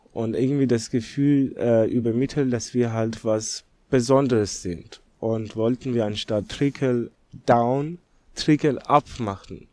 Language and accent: German; Tehran, Tehran Province, Iran; German is a second language; also born or lived in Netherlands; now in Germany; gebürtiger Iraner bin ich, also in Teheran aufgewachsen